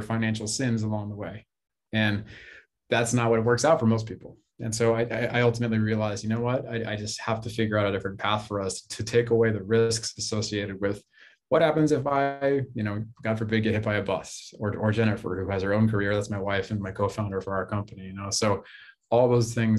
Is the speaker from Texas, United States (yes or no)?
no; Bay Area, California, United States; I grew up in the Bay Area, California. It's where I am right now